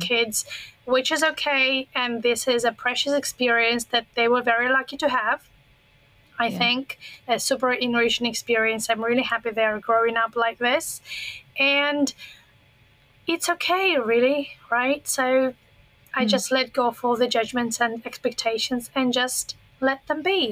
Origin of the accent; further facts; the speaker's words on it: Russia; English is a second language; moved away as an adult; now in Foshan, China; I grew up pretty close to China. I am originally from Russia, but from the Asian part of Russia, the territory that borders on China and Mongolia. So I've been in that part my whole childhood.